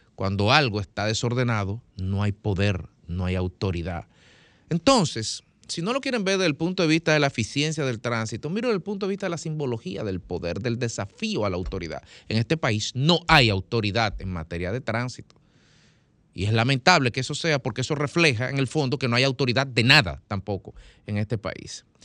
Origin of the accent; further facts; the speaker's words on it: Dominican Republic; yo vivo aquí, yo soy ciudadano de la República Dominicana, no lo soy de otro lado